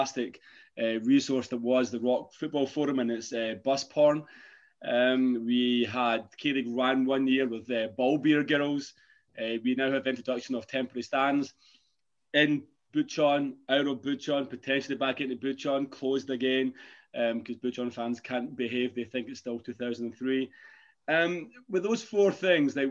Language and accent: English; Scotland, United Kingdom; I'm Scottish